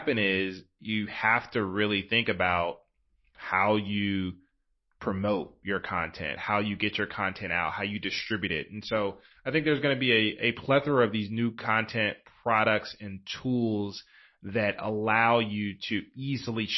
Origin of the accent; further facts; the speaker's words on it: the South, United States; I'm from the South, and that's kind of what they say at the end of church in the South